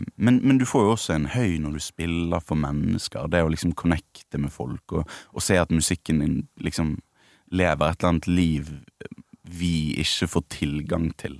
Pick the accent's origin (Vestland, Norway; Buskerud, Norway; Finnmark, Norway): Vestland, Norway; Bergen; Jeg er fra Bergen. Ja. Det er vanskelig å skjule